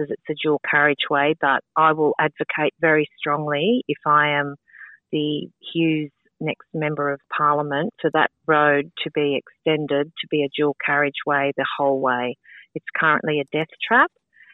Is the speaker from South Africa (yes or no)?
no; Sutherland Shire, New South Wales, Australia; I grew up in the Sutherland Shire and I still live in the Sutherland Shire